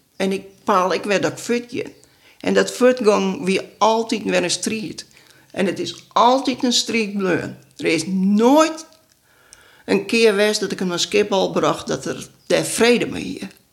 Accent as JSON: {"language": "Dutch", "region": "Friesland", "country": "Netherlands", "said": "ik ben dan als Fries"}